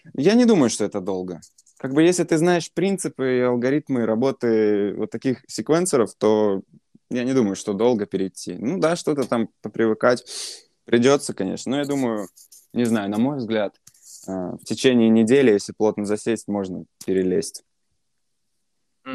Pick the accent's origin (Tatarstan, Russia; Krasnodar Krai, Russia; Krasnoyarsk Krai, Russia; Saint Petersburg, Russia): Saint Petersburg, Russia; я сам из Питера